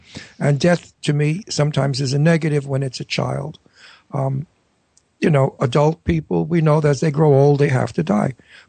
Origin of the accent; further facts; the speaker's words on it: New York, United States; moved away; also born or lived in California; I'm a New Yorker. I've got to get back to New York, and I want to be in my town.